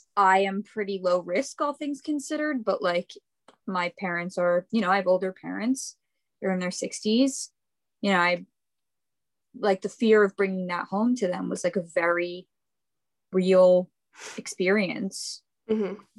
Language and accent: English; New York, United States; I am from New York, and I am living here with my folks right now